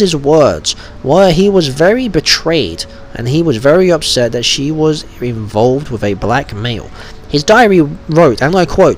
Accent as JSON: {"language": "English", "town": "Wolverhampton", "region": "West Midlands", "country": "United Kingdom", "tie": "born or raised there", "said": "from my hometown actually, in Wolverhampton"}